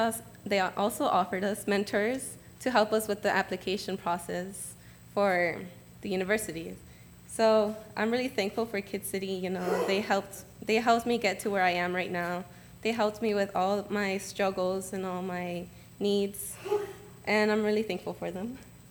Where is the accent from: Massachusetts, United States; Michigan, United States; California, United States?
California, United States; Los Angeles; we're like coming from Los Angeles into another county